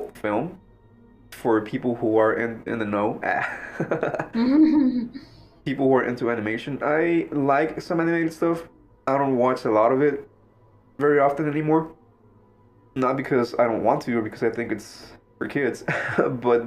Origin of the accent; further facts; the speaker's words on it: Mexico; now in United States; I grew up in Mexico